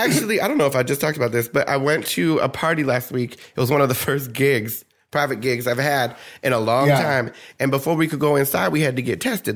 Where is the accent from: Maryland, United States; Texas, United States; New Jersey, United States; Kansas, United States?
New Jersey, United States; I'm from New Jersey, and people think I'm Southern.